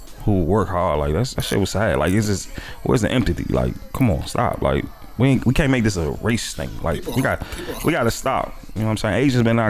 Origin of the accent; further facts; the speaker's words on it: Washington, District of Columbia, United States; I'm from Wall 8, bro.